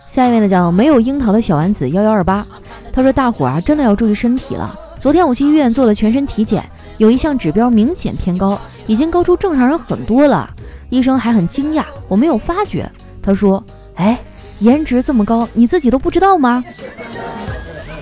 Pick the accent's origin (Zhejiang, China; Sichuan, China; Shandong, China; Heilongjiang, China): Heilongjiang, China; Harbin; moved away; 我老家哈尔滨还下雪了呢